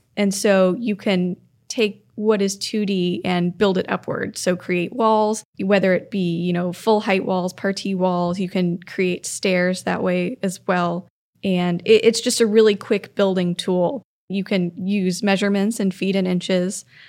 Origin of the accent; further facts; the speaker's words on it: Florida, United States; moved away; Growing up in Florida, most of the town I grew up in was built in the nineteen fifties